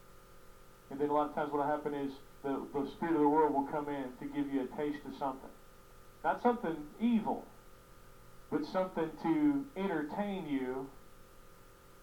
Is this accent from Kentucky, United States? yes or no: yes; Kentucky, United States; I'm from Kentucky, and so we got ponds.